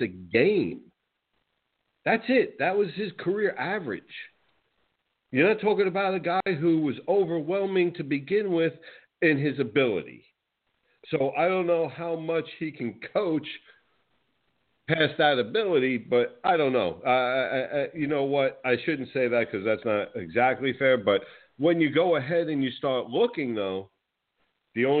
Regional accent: New Jersey, United States; I grew up in New Jersey

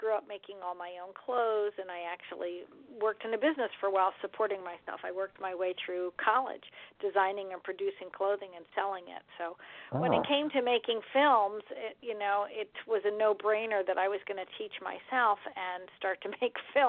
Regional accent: Lansdale, Pennsylvania, United States; I was born in Lansdale, Pennsylvania

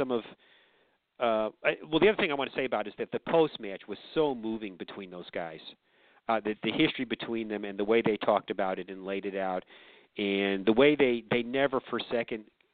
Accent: Chicago, Illinois, United States; now in Georgia, United States; as a Chicagoan

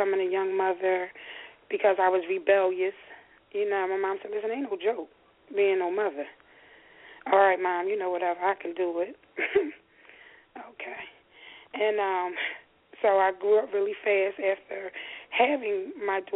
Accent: Philadelphia, Pennsylvania, United States; I grew up in North Philadelphia.

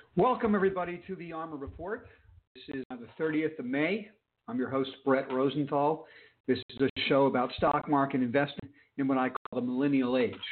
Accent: Palm Beach, Florida, United States; I'm from Palm Beach

